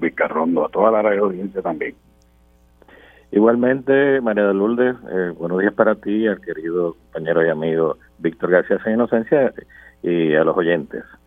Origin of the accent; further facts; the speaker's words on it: Puerto Rico; para nosotros como pueblo puertorriqueño